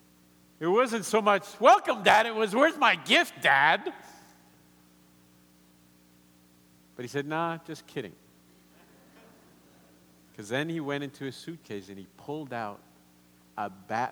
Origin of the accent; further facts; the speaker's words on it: Argentina; English is a second language; moved away; also born or lived in Colombia; growing up in Argentina